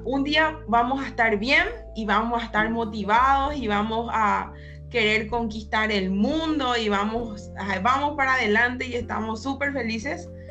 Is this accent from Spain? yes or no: no; Paraguay; soy de Paraguay